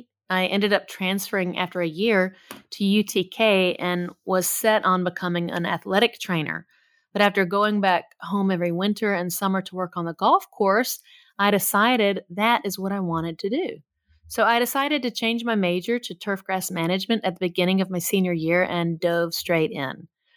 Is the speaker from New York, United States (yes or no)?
no; Nashville, Tennessee, United States; I was born and raised in Nashville, Tennessee.